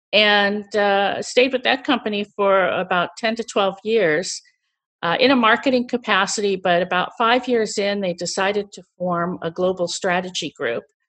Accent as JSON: {"language": "English", "town": "St. Louis", "region": "Missouri", "country": "United States", "tie": "born or raised there", "also_born_or_lived": "Chicago", "moved": "as an adult", "said": "I was born and raised in Missouri, which is in the central U S, and, uh, I lived in Saint Louis until I went to school in Chicago"}